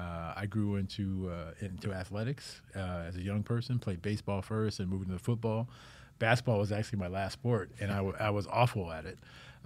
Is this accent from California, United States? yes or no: yes; Sacramento, California, United States; So I'm originally from Sacramento, California, and grew up out there. My dad was in the Air Force, spent 29 years in the Air Force.